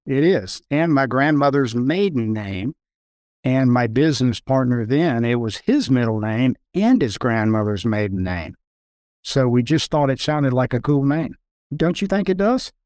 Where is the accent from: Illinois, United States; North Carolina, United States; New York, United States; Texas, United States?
North Carolina, United States; Charlotte; I've spent most of my life growing up in Charlotte, North Carolina